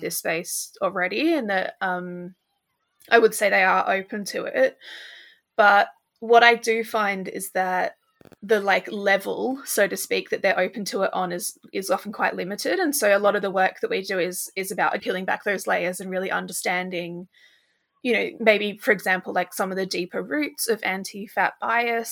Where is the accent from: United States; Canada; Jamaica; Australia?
Australia; now in United Kingdom; I live in the U K, but I'm originally from Australia